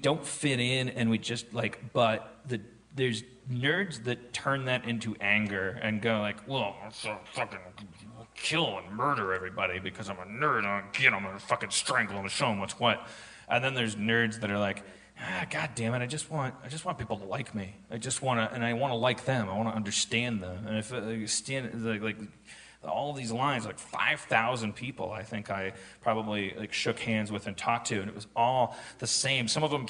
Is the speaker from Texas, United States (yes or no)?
yes; Austin, Texas, United States; Like I'm from Austin, so it's a cowboy hat.